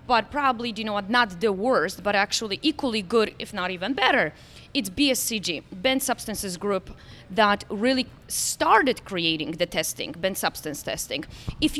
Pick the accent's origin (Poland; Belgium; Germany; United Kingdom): Poland; now in Florida, United States; I was raised in Poland